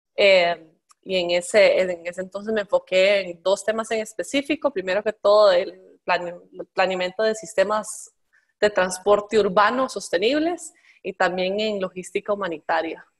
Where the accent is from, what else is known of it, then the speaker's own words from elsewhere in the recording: Costa Rica; yo crecí en Costa Rica